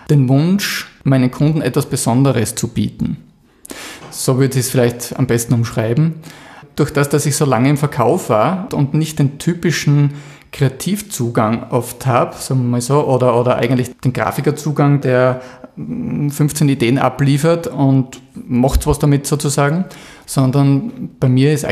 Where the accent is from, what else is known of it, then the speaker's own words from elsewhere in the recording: Krieglach, Styria, Austria; Ja, ich komme aus Krieglach im Mürztal.